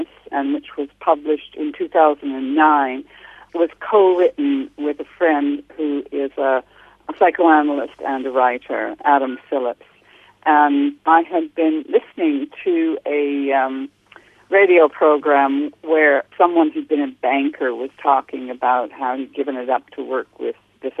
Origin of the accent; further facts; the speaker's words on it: Canada; accent: Canadian; moved away as an adult; now in London, United Kingdom; I'm originally from Canada, hence my accent, although I've lived in the UK all my adult life